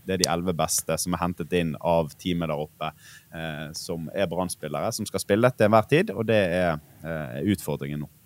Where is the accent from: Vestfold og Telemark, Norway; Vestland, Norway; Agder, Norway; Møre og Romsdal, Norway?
Vestland, Norway; Bergen; som bergenser